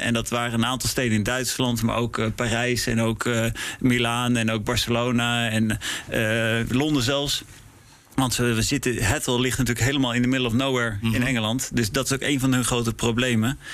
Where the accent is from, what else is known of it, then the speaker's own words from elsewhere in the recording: Netherlands; also born or lived in Prague / Milan; ik ben Nederlander